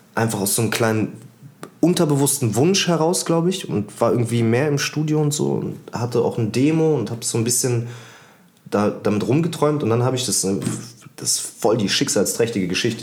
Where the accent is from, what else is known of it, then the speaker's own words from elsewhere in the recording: Berlin, Germany; Ich würde nicht sagen, dass Deutschland meine Heimat ist, aber ich würde sagen, Berlin ist irgendwie meine Heimat